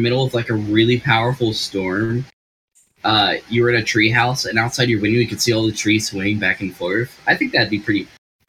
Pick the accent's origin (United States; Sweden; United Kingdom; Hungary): United States; American South; accent: southern; A little bit of my southern accent came out there.